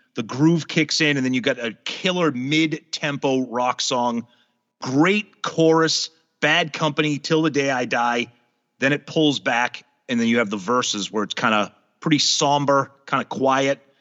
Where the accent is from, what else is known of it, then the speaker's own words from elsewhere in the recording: New England, United States; I grew up in New England, going to the beaches in New Hampshire and Maine.